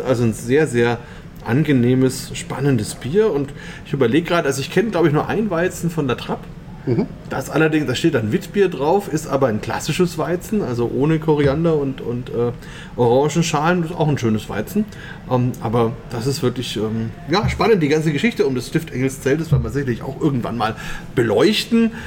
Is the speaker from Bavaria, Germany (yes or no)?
yes; Bamberg, Bavaria, Germany; bei uns in Bamberg